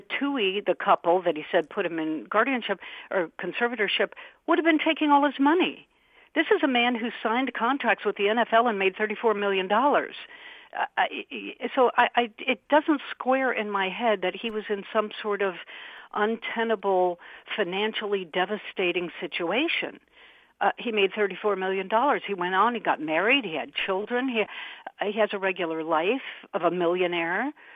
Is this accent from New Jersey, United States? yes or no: no; Albuquerque, New Mexico, United States; I'm from Albuquerque, New Mexico